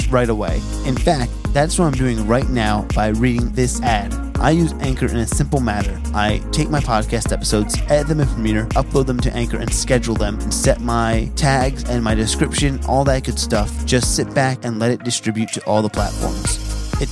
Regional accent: New Jersey, United States; I'm from Jersey originally

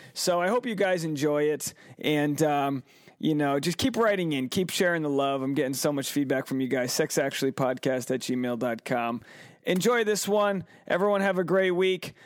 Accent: Rhode Island, United States; moved away as an adult; now in Los Angeles, United States; Rhode Island born, and I'm Rhode Island bred

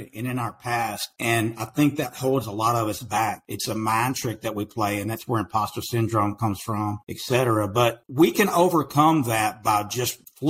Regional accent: East Texas, United States; accent: country accent; now in Waco, United States; I'm in Waco, Texas, man. I grew up in East Texas, and man, people from Texas tell me, they say, hey, dude, man, your accent is crazy, man. You've got a country accent.

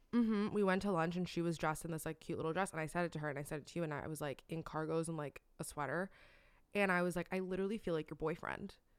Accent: Miami, Florida, United States; moved away; growing up in Miami, like, I was super girly

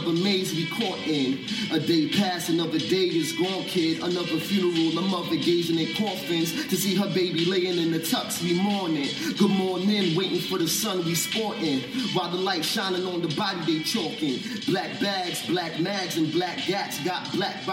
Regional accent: Mount Vernon, New York, United States; I'm from Mount Vernon

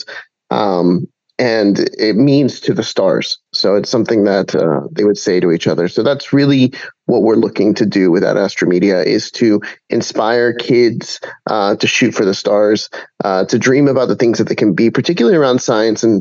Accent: Puerto Rico; I'm from Puerto Rico

